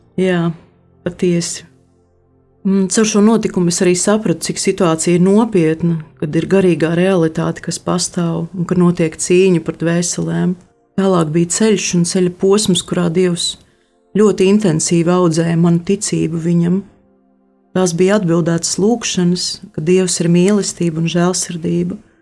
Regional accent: Latvia

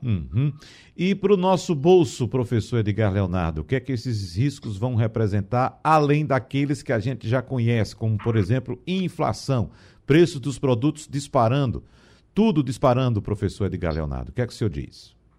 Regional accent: interior of Pernambuco, Brazil; eu que sou sertanejo, nasci no interior de Pernambuco, convivendo de perto com a seca, com essa realidade de ter água na torneira uma vez por mês

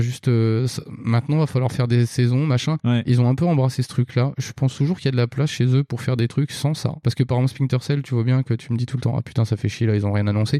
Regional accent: France; je suis français aussi

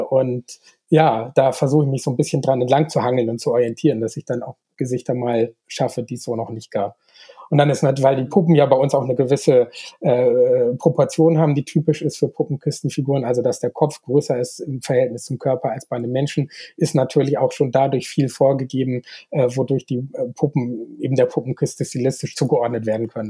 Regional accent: Bremen, Germany; moved away as an adult; now in Augsburg, Germany; ich komme ja aus der Nähe von Bremen ursprünglich und bin da zur Schule gegangen

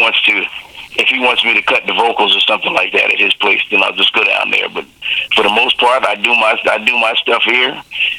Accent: Kingston, New York, United States; now in San Francisco, United States; I'm from upstate New York, a little town called Kingston

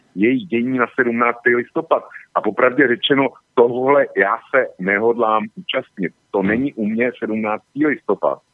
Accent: Plzeň, Plzeň Region, Czechia; u nás v Plzně

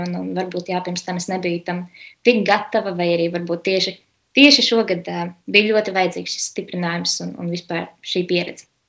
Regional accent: Riga, Latvia; Esmu no Rīgas, dzimusi augusta rīzniece.

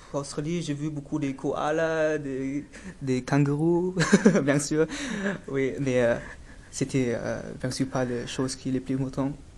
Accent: Dresden, Saxony, Germany; French is a second language; je suis né en Allemagne, à Dresden, dans l'est d'Allemagne

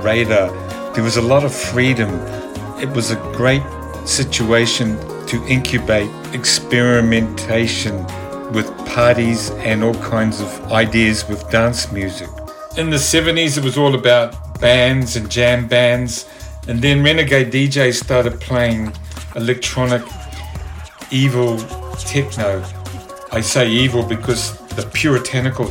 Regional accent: New Zealand; moved away; I'm originally from New Zealand. I'd been involved with punk groups and rock and roll in the 70s there

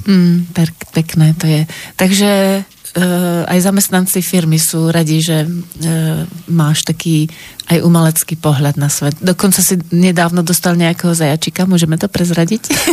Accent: Slovakia; sama ako Slovenka

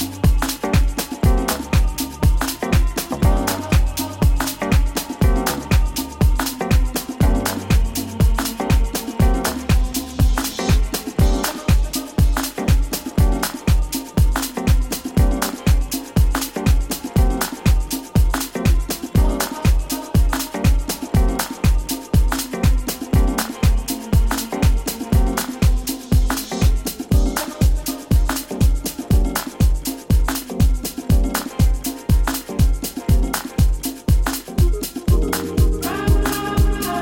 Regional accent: Tsanini, Limpopo, South Africa; in Tsanini, my hometown.

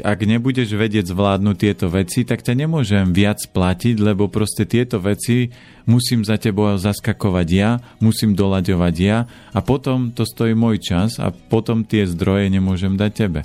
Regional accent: Orava, Žilina Region, Slovakia; Ja pochádzam z Oravy a z piatich detí

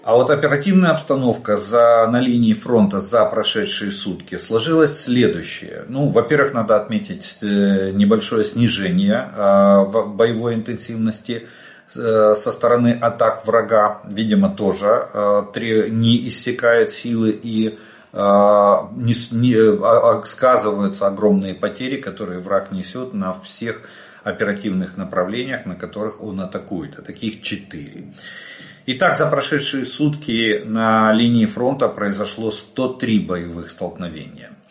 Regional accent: Ukraine; Добрый день, мы из Украины.

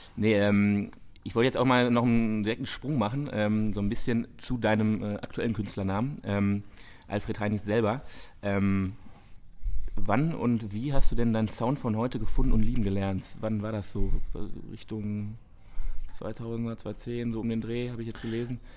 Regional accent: Dortmund, North Rhine-Westphalia, Germany; wir als Dortmunder

